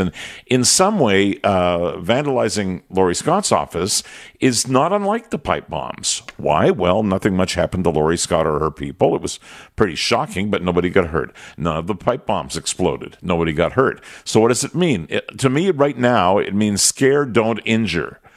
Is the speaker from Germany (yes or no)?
no; Quebec, Canada; moved away; I grew up in Quebec where bombs were used to inspire terror